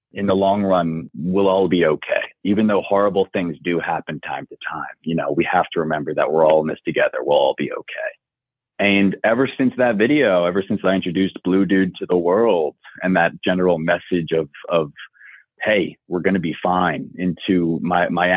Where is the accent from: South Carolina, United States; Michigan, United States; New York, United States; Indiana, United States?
New York, United States; Long Island; Growing up on Long Island